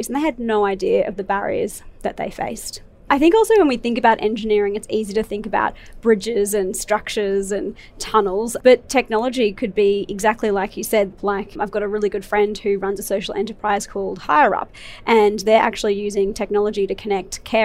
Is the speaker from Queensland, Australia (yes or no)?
yes; Brisbane, Queensland, Australia; I grew up in Brisbane